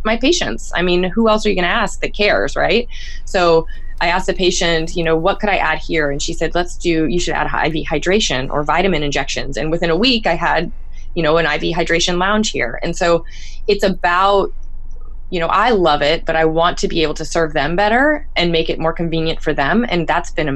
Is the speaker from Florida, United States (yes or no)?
yes; Florida, United States; moved away; I'm from Florida.